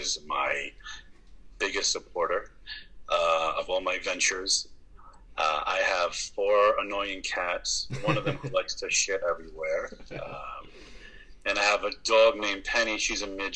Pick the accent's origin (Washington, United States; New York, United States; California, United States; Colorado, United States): New York, United States; I'm in New York. I've lived here all my life